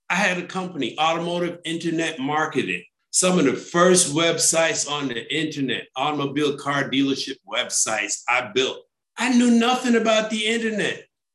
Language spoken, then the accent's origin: English; New York City, New York, United States; I grew up in New York City.